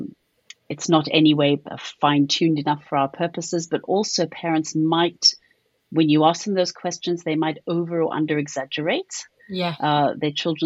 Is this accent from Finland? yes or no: no; South Africa; accent: South African; now in United Kingdom; I don't have a British accent. I have a South African one.